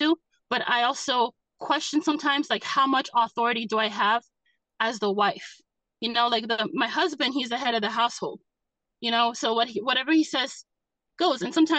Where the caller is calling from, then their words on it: Massachusetts, United States; I'm calling in from Massachusetts.